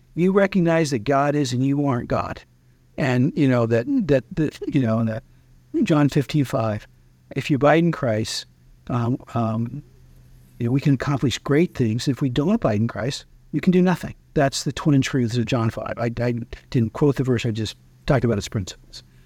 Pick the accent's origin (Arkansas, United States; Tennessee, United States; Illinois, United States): Arkansas, United States; Timbo; now in Washington, D.C., United States; I'm originally from Timbo, Arkansas